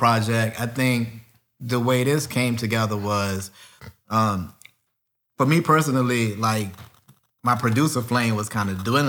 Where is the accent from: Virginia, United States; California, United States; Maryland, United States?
Virginia, United States; Richmond; I started off with a local group here in Richmond, Virginia, because I'm from Richmond, Virginia originally.